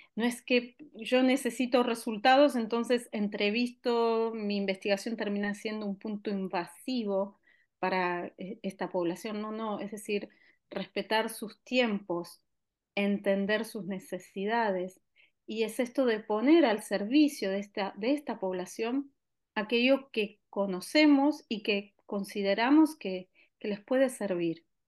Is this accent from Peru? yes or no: no; Argentina; now in Barcelona, Spain; en mi país de origen